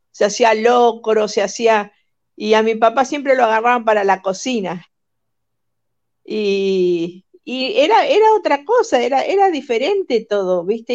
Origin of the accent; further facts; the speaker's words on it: Rosario, Santa Fe, Argentina; moved away; also born or lived in Utah; de donde soy yo en Rosario